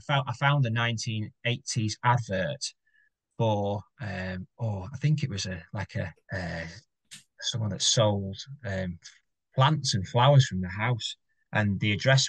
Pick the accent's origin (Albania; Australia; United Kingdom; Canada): United Kingdom; Southport, North West England; born or raised there